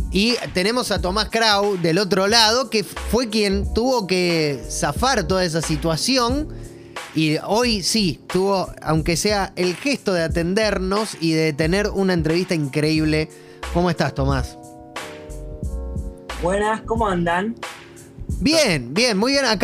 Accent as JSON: {"language": "Spanish", "town": "Rosario", "region": "Santa Fe", "country": "Argentina", "moved": "as an adult", "lives_now": "England, United Kingdom", "said": "soy yo de Rosario."}